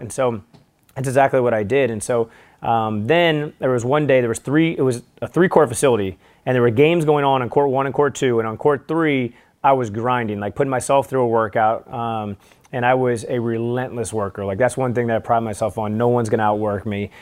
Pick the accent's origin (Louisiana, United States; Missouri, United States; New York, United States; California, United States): Missouri, United States; St. Louis; I'm from Saint Louis